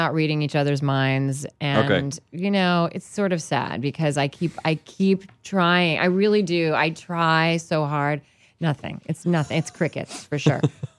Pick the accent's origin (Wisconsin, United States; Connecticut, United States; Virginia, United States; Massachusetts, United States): Virginia, United States; born or raised there